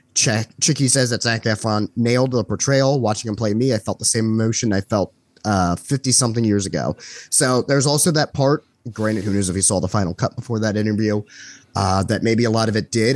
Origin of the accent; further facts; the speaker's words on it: United States; being American